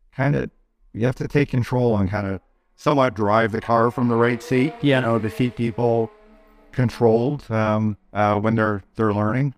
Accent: Canada; being a Canadian

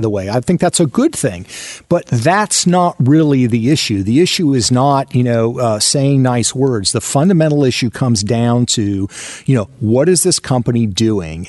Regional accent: outside of Seattle, Washington, United States; I grew up outside of Seattle, Washington

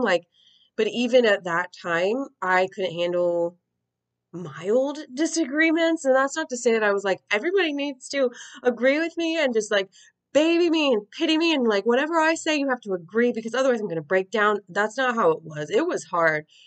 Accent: United States; as an American who's I'm like in my 30s

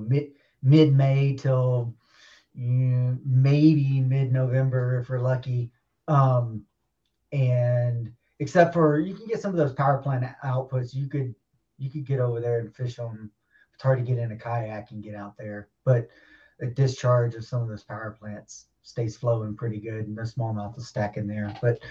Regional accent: Louisiana, Texas, the South, United States; now in Minnesota, United States; I grew up in the South, Louisiana, Texas, and I moved up to Minnesota

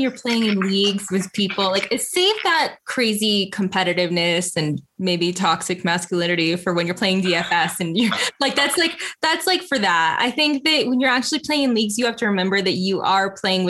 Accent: Rhode Island, United States; I grew up in Rhode Island

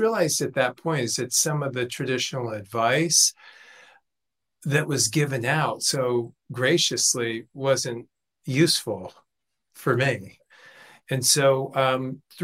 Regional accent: Los Angeles, California, United States; I grew up in Los Angeles, 16, moved out, hadn't finished high school

